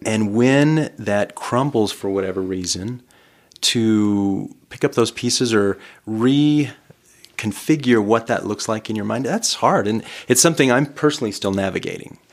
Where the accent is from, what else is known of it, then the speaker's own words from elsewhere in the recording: Corvallis, Montana, United States; moved away as an adult; also born or lived in Rexburg, Idaho / Provo, Utah / Taiwan; I was born in Montana, little town of Corvallis